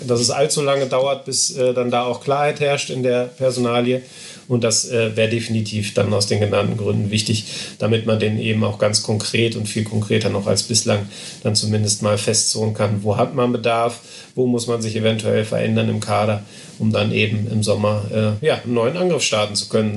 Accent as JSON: {"language": "German", "town": "Essen", "region": "North Rhine-Westphalia", "country": "Germany", "tie": "born or raised there", "said": "ich bin in Essen geboren"}